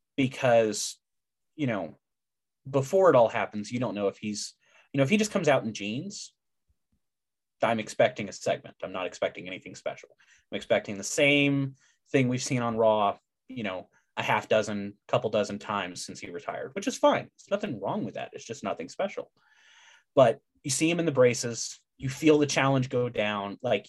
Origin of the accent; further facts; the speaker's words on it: Baytown, Texas, United States; I grew up outside of Houston in Baytown, went to school for 18 years in Baytown, unfortunately, at Robert E. Lee High School.